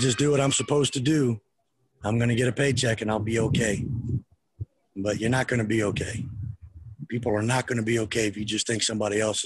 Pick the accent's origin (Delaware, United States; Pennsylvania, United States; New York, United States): Delaware, United States; I grew up in Delaware. So I wasn't from the Deep South